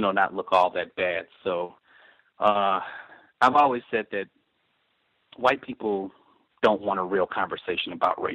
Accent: Chicago, Illinois, United States; I'm from Chicago, so it's you know right here

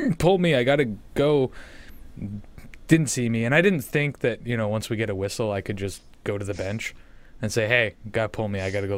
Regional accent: Canada; I'm Canadian

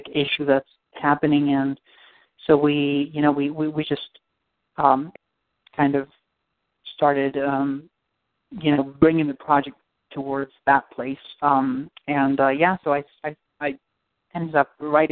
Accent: Argentina; moved away; I'm from Argentina

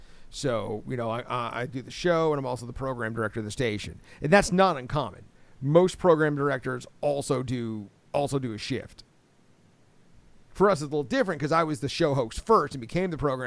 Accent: Tampa, Florida, United States; moved away as an adult; also born or lived in Dallas / San Francisco / Detroit / Orlando; now in Lexington, United States; I grew up in Tampa.

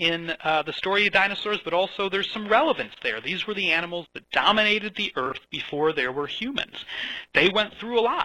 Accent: Chicago, Illinois, United States; moved away as an adult; now in Edinburgh, United Kingdom; I grew up around Chicago, but through the twists and turns of fate, I've found my way out here to Scotland

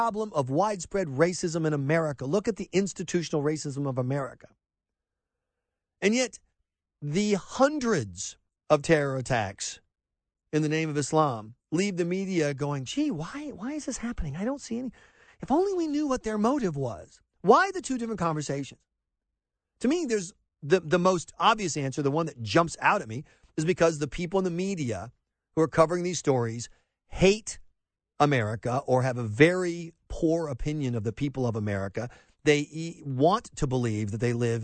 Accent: South Carolina, United States; now in Georgia, United States; where I grew up in South Carolina

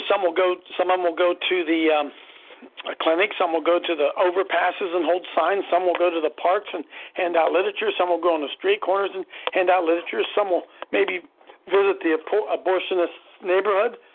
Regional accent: Columbus, Ohio, United States; I'm from Columbus, Ohio

